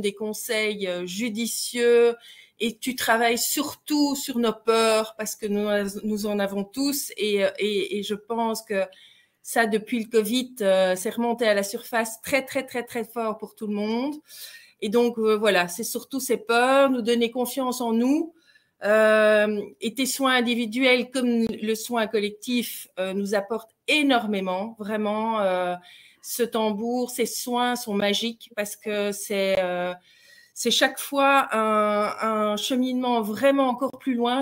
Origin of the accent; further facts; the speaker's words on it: Belgium; accent: Belgian; nous sommes belges. Je ne sais pas si vous l'avez entendu à notre accent.